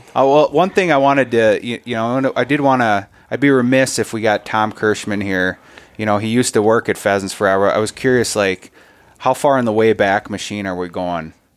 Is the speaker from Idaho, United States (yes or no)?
no; Minnesota, United States; as a Minnesotan